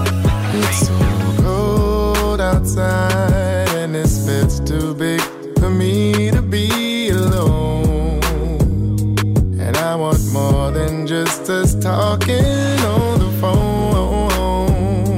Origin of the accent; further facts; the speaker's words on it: Savannah, Georgia, United States; moved away as an adult; now in Atlanta, United States; I'm from Savannah. I wasn't the shit where I was from.